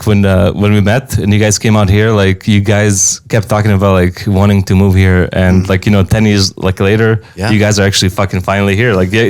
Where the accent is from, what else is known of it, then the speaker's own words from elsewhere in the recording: Serbia; now in Las Vegas, United States; I'm from Serbia